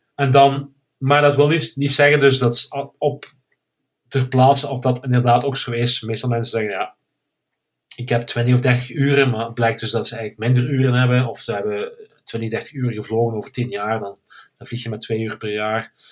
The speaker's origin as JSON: {"language": "Dutch", "town": "Hechtel-Eksel", "region": "Flanders", "country": "Belgium", "moved": "yes", "lives_now": "Spain", "said": "ik kom uit België, zoals je kan horen. Eh, meer Limburg, eh, Hechtel, Hechtel-Exel."}